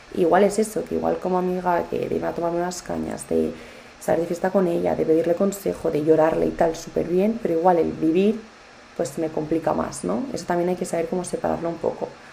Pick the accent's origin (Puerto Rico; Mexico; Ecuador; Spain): Spain; yo me siento muy española, eh, adoro mi país